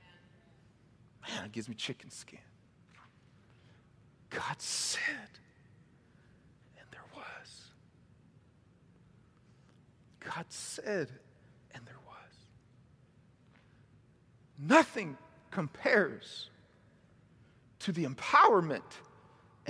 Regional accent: Mississippi, United States; also born or lived in Missouri; now in California, United States; I was raised in Mississippi most of my life, a little bit in Missouri

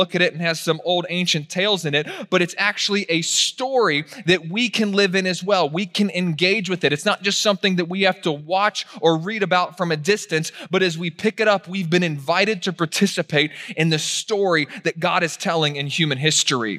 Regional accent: Virginia, United States; I was raised in Virginia

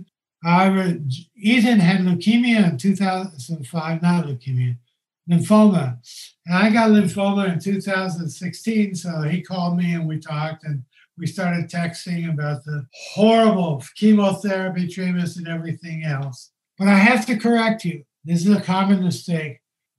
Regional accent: Denton, Texas, United States; I was from Denton, Texas. North Dallas.

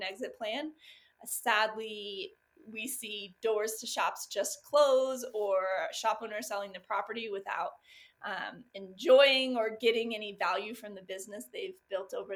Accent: Los Angeles, California, United States; moved away as an adult; also born or lived in Texas / San Diego; I'm from Southern California in the Los Angeles area

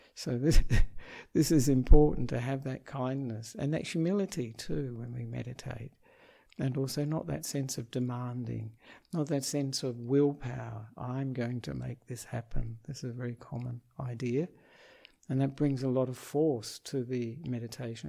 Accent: Perth, Western Australia, Australia; moved away as an adult; now in Sri Lanka; I am an Australian monk um, who was born in Perth

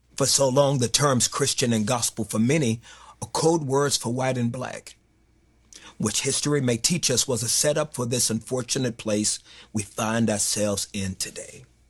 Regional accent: Fort Worth, Texas, United States; I'm born and raised in Fort Worth, Texas.

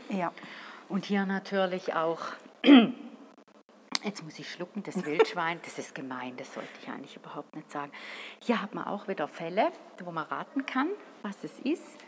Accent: St. Gallen, Switzerland; als St. Galler

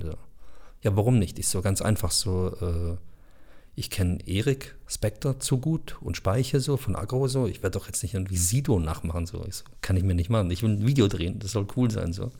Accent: Bosnia & Herzegovina; Ich bin selber Bosnier

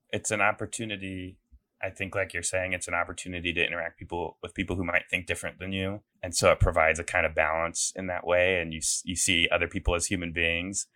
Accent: Des Moines, Iowa, United States; moved away; I'm from Des Moines, um, you know, born and raised in Iowa

